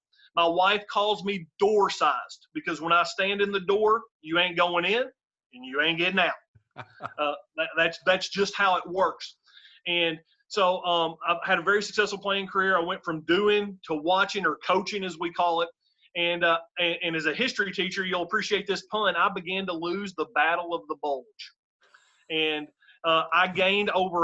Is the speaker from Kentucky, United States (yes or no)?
yes; Benton, Kentucky, United States; I grew up in rural Western Kentucky. My hometown is called Benton, Kentucky